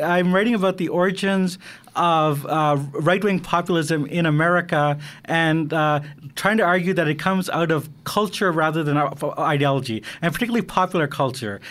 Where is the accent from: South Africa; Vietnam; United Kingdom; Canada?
Canada; I'm Canadian